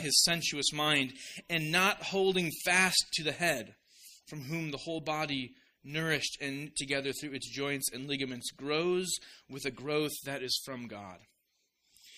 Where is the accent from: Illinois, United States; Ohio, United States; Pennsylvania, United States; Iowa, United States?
Iowa, United States; Orange City; moved away; I'm an Iowan, an Iowa boy at heart. I love my hometown. I'm also a Dutchman at heart, and my hometown is called Orange City.